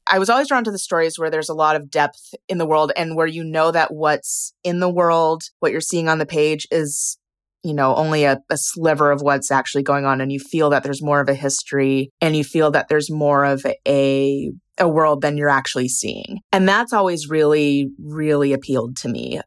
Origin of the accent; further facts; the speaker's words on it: California, United States; also born or lived in Sault Ste. Marie, Michigan, United States; now in San Diego, United States; I'm originally from the Upper Peninsula, from Sault Ste. Marie, which is where part of this book is set, but we moved to California when I was, I think I was about six, and I haven't lived there since. I'm a very much a Californian in a lot of ways